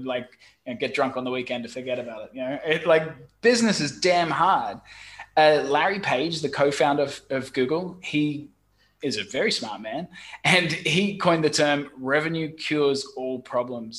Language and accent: English; Brisbane, Queensland, Australia; moved away as an adult; also born or lived in London / Saigon, Vietnam; now in Ho Chi Minh City, Vietnam; I'm originally from Brisbane, Australia, and I studied software engineering.